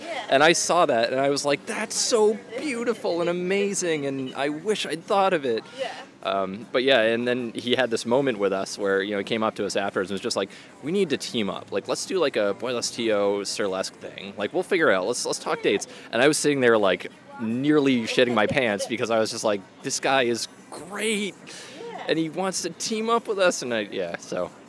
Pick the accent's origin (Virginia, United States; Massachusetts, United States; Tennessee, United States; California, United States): Massachusetts, United States; Worcester; now in Boston, United States; my hometown